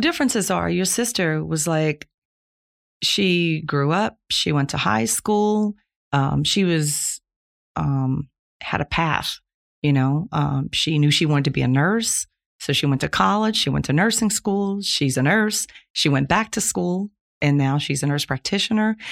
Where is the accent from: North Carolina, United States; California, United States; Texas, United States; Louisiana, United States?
Louisiana, United States; Plaquemines Parish; I was born in Plaquemines Parish, Louisiana, nineteen fifty-six, so that makes me sixty-four years old. lived there my whole life, went to local high school